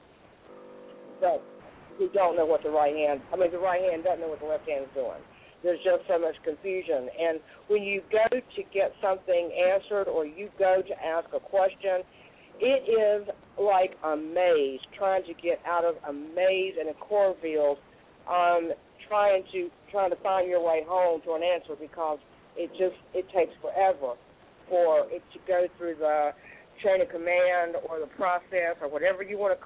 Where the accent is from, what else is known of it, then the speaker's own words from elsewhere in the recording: United States; I'm an American, and I was born and raised in America